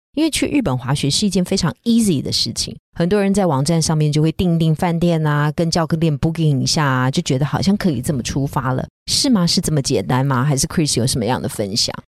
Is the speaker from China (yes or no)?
no; Taiwan; 我们台湾人